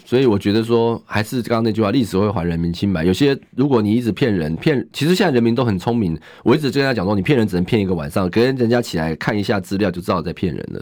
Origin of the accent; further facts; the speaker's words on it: Zhonghe, New Taipei, Taiwan; 我从小就在中和长大，我中和的路比他们熟，中和需要的建设比他们熟